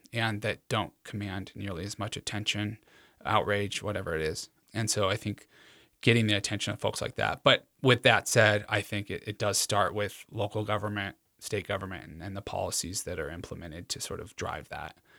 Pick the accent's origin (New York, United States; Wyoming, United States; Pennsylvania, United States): Wyoming, United States; Cheyenne; moved away; I was born in Cheyenne